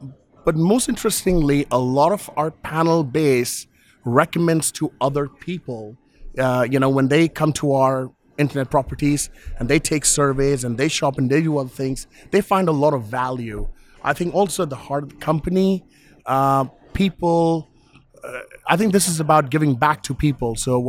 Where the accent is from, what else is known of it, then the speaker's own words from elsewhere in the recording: London, United Kingdom; I'm from London.